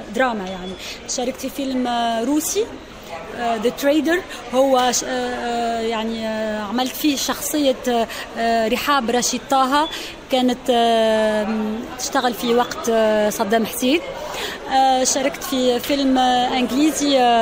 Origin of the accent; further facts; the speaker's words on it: Kairouan, Kairouan Governorate, Tunisia; accent: Tunisian; أنا جاي من ولاية القيروان